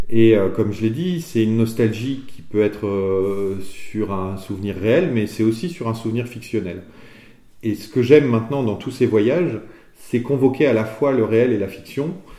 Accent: Limousin, Nouvelle-Aquitaine, France; je suis originaire du Limousin

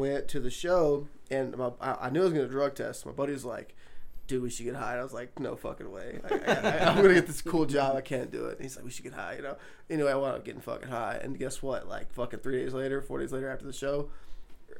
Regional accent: Memphis, Tennessee, United States; moved away as an adult; also born or lived in Denver, Colorado; I grew up in Tennessee, born and raised

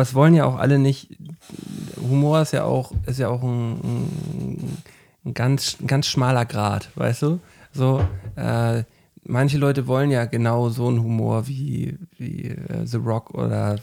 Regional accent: Flensburg, Schleswig-Holstein, Germany; bei uns in Flensburg im Kino, da war ich auch 18 oder so

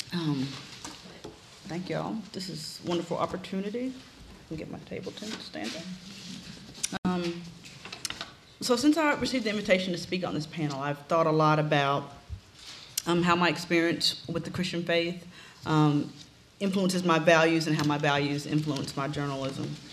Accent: Memphis, Tennessee, United States; also born or lived in Ohio; Memphis, the city where King was killed, was, is where I grew up

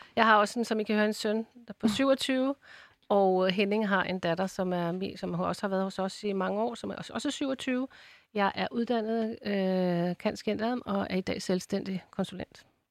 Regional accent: Ballerup, Capital Region of Denmark, Denmark; jeg kommer jo fra Ballerup

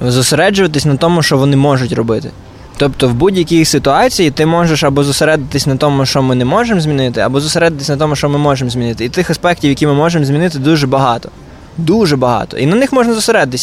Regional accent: Chervonohrad, Lviv Oblast, Ukraine; also born or lived in Kopytiv, Lviv Oblast; Я родом з села, село Копитів, Сокальської е, той Сокальського району, колишнього тепер Черноградського району Львівської області.

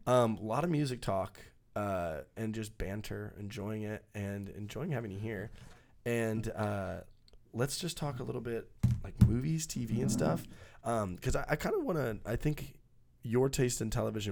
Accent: Texas, United States; we grew up in Texas

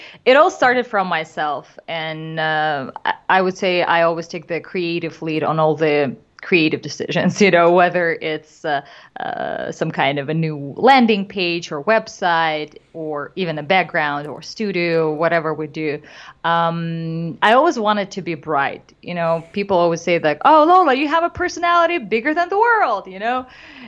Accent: Moscow, Russia; moved away as an adult; now in Los Angeles, United States; I did comedy back home in Russia. I'm originally from Moscow, Russia.

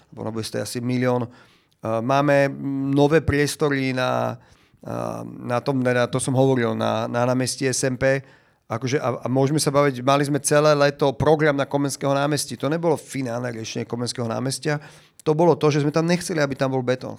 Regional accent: Bratislava, Bratislava Region, Slovakia; ja som vyrastal väčšinu detstva na Šavku

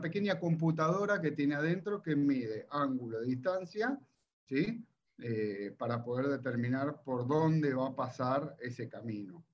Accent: Olivos, Buenos Aires Province, Argentina; yo soy de, de Olivos

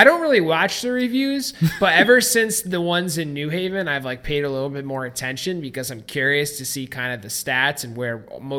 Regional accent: New York, United States; I'm from New York, dude.

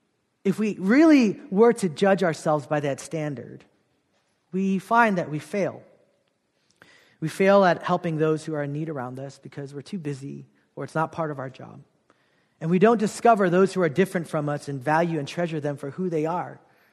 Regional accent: South Korea; But I grew up in Korea. Ostracized, kind of feeling out of place as a half Korean, half Filipino kid.

